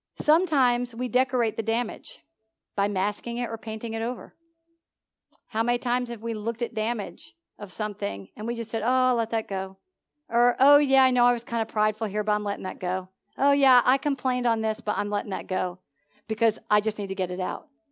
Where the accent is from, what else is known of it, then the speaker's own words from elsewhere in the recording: Philadelphia, Pennsylvania, United States; moved away as an adult; now in Georgia, United States; I come from Philadelphia